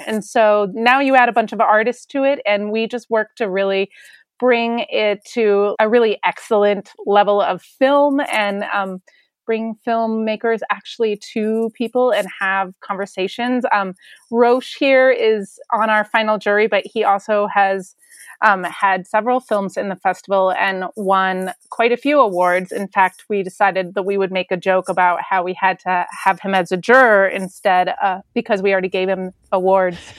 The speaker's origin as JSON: {"language": "English", "town": "Denver", "region": "Colorado", "country": "United States", "tie": "born or raised there", "said": "I grew up in Denver, Colorado"}